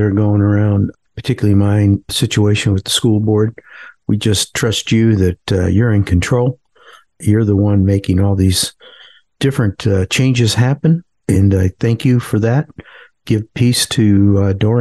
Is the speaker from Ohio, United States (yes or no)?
yes; Parma, Ohio, United States; now in Greensboro, United States; I grew up in a suburb of Cleveland called Parma.